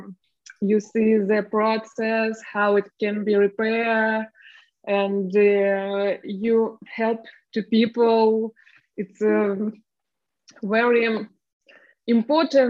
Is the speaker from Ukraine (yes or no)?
yes; Ukraine; English is a second language; moved away as an adult; also born or lived in Moscow, Russia; now in Poland; I'm from Ukraine, but a lot of years I was living in Russia. And same weeks ago, I moved into Poland with my family, and now I live in Poland.